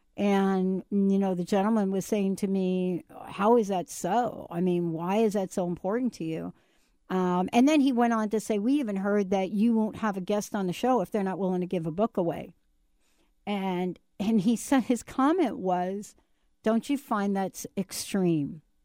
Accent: New York City, New York, United States; I'm a girl from the Bronx

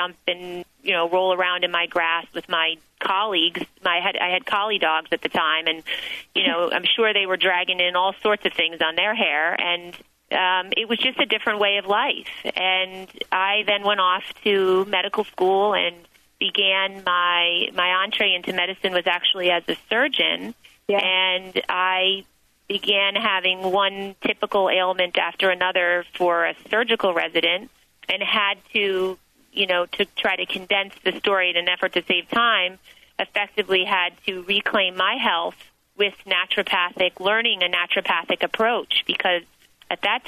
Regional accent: New Jersey, United States; I did grow up in the state of New Jersey.

